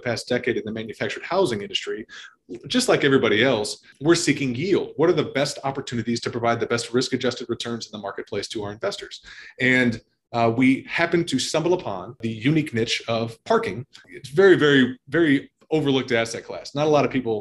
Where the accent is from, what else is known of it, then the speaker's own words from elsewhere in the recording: Chicago, Illinois, United States; originally born and raised in the Chicagoland area